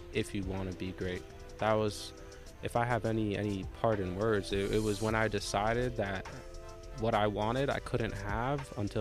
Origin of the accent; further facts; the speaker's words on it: Jamaica; I'm Jamaican.